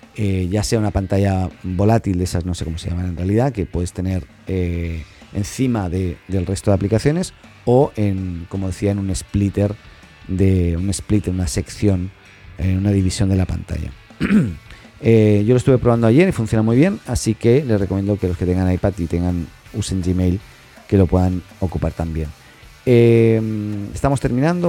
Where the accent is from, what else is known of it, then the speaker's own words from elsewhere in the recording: Catalonia, Spain; soy catalán